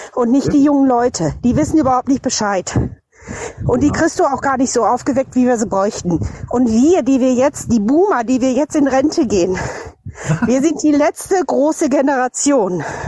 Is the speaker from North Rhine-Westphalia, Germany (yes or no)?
yes; North Rhine-Westphalia, Germany; ich bin aus der Preußenprovinz Westfalen